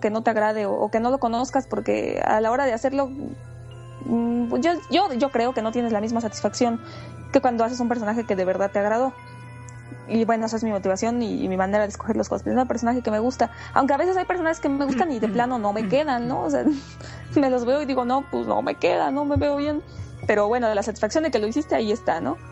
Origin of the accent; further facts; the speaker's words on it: Puebla, Mexico; now in Mexico City, Mexico; soy una cosplayer que vive en el DF, soy originaria de Puebla